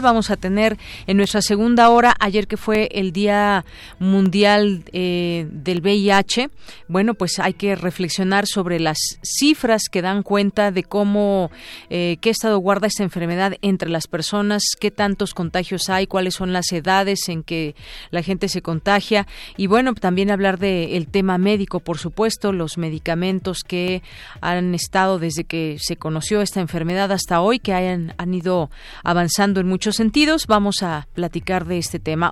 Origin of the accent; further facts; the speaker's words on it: Mexico; somos albureros los mexicanos